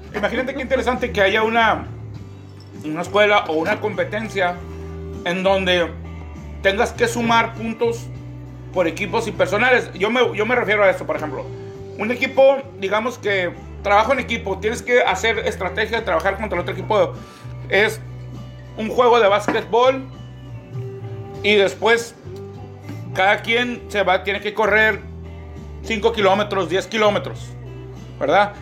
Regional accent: Mexicali, Baja California, Mexico; yo nací en Mexicali. Mis papás nacieron aquí

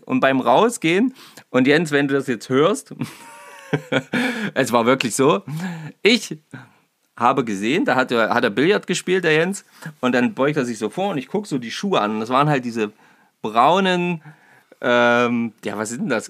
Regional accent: Naumburg, Saxony-Anhalt, Germany; ich komme aus Naumburg

